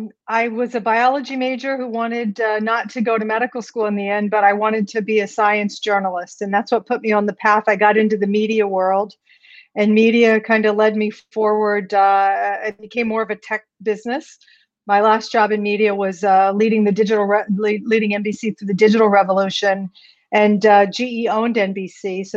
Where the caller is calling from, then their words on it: New York City, New York, United States; I'm tuning in from New York City.